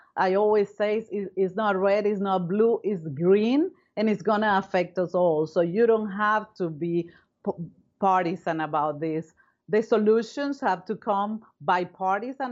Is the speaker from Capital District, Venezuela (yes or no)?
yes; Caracas, Capital District, Venezuela; moved away as an adult; now in United States; Well, I come from Venezuela. I was born in Caracas, Venezuela.